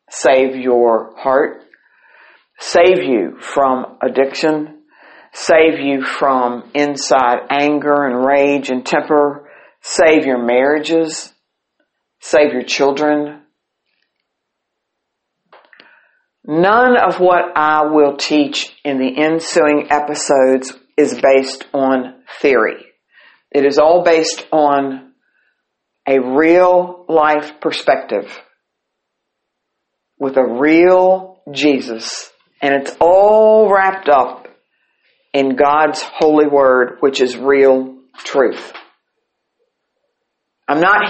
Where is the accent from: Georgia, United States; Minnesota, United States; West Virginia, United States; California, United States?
West Virginia, United States; St. Albans; I grew up right beside the First Presbyterian Church in St. Albans, West Virginia